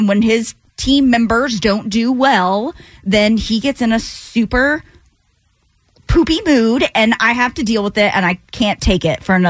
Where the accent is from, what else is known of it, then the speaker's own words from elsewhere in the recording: the South, United States; I mean, I was born and raised in the South.